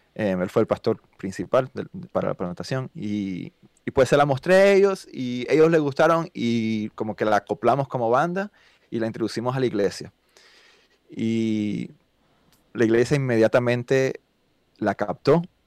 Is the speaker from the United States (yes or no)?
yes; United States; first language Spanish; also born or lived in Cuba / Miami, Florida; now in Atlanta, United States; yo viví toda la vida aquí en los Estados Unidos, vaya, desde los cuatro años.